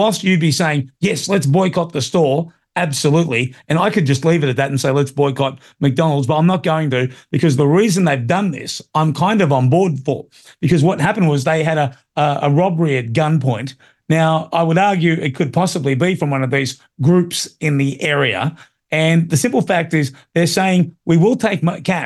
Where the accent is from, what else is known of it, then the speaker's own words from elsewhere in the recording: Sydney, New South Wales, Australia; I grew up in Marrickville